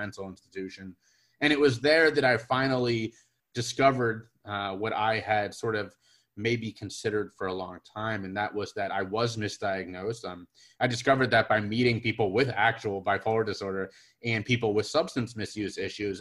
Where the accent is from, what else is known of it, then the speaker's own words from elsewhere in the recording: Cincinnati, Ohio, United States; I'm from Cincinnati, Ohio, over here in the States, and growing up in a really fantastic environment